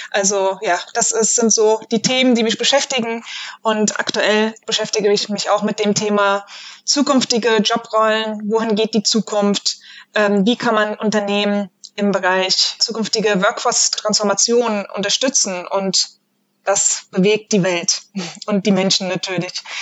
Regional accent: Frankfurt, Hesse, Germany; Ich äh, bin … und ich komme aus Frankfurt

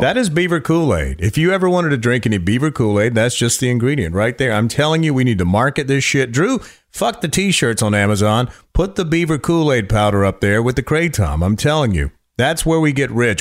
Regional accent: Raleigh, North Carolina, United States; moved away as an adult; also born or lived in Myrtle Beach, South Carolina / Los Angeles, California / Ventura, California / Virginia Beach, Virginia; Raleigh, North Carolina was where I was born. Graduated from Western Carolina University

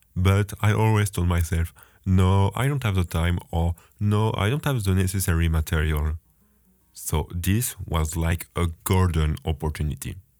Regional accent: France; English is a second language; moved away as an adult; now in Baltimore, United States; You may have heard I'm French, and I have been an international student at Johns Hopkins University for three months

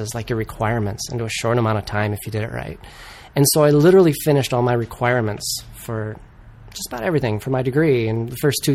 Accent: Wyoming, Michigan, United States; now in Los Angeles, United States; I'm from Wyoming, Michigan, which is right near Grand Rapids

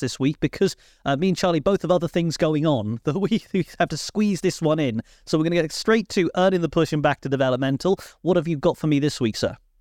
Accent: Cornwall, South West England, United Kingdom; as a Cornishman

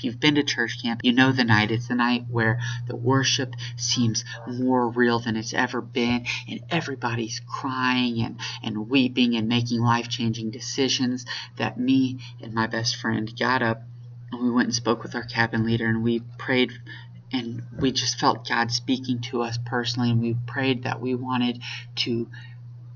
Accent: Spring, Texas, United States; I was born and raised in the North Houston area

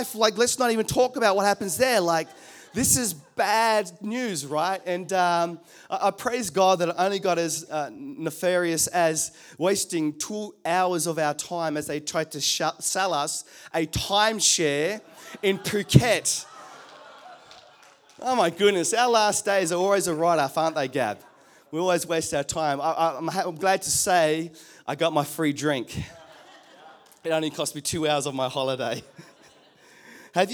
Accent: New Zealand; now in Australia; I come from New Zealand

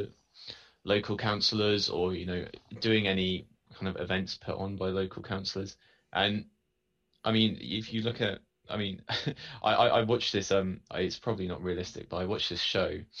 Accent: Salisbury, South West England, United Kingdom; also born or lived in Watford; I was actually born in Watford, but I moved to Salisbury when I was 9 months old

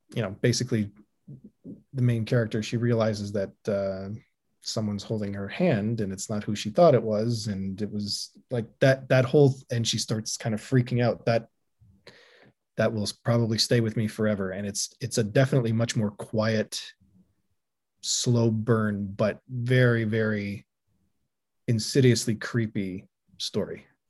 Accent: Canada; being Canadian

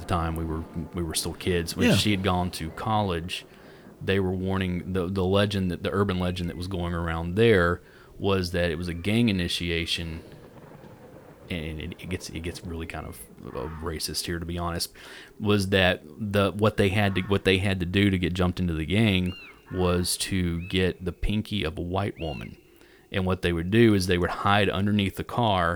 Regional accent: Tennessee, United States; we're from Tennessee

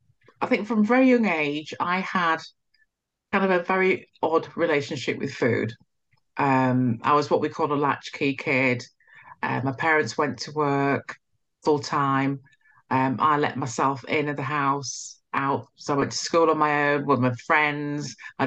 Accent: Nigeria; now in United Kingdom; You know, I'm Nigerian. We came to, you know, to the country, England

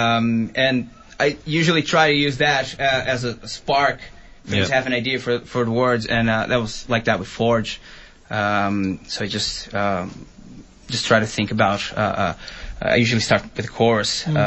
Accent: Brazil; now in Dublin, Ireland; I'm from Brazil.

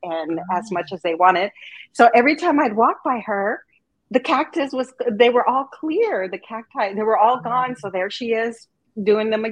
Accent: Arizona, United States; I grew up in Arizona

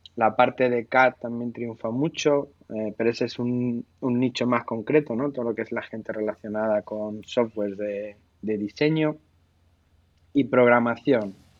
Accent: Seville, Andalusia, Spain; Y yo que he, crecido en el, en el, sur, entre diferentes sitios, pero he crecido en Sevilla y me siento bastante sevillana eh, y andaluz

